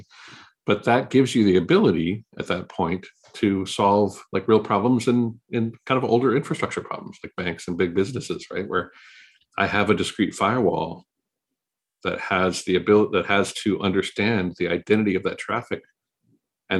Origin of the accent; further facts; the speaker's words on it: Maui, Hawaii, United States; I grew up in Maui, Hawaii